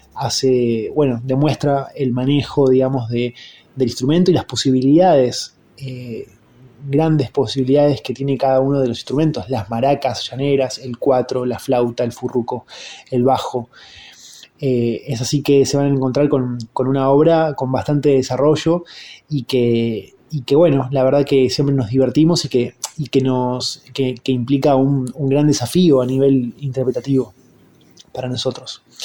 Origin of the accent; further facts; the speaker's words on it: Buenos Aires, Argentina; los integrantes de …, que somos de Buenos Aires